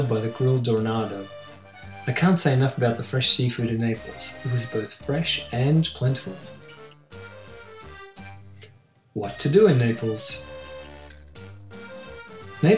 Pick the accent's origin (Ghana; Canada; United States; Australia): Australia; since I was a young boy growing up in Australia